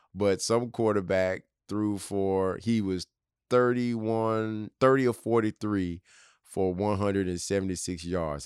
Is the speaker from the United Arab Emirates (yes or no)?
no; Tennessee, United States; my home state of Tennessee